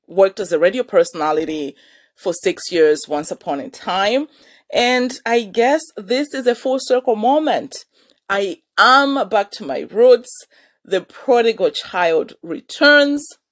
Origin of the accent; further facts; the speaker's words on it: Malawi; moved away as an adult; now in Vancouver, Canada; I was born and raised in Malawi